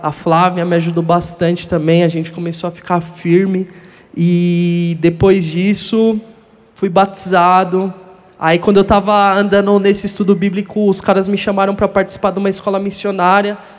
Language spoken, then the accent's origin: Portuguese; Guarulhos, São Paulo, Brazil; Fui morar em Guarulhos com os 10 anos de idade. E lá foi onde eu cresci mesmo, como um adolescente.